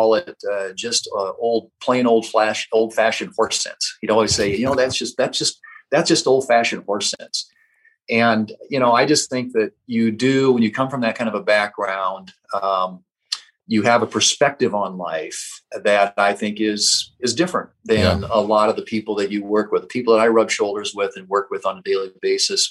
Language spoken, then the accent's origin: English; Murdo, South Dakota, United States; I grew up in Murdo, which is on Interstate 90, about a little more than 200 miles west of here, west of Sioux Falls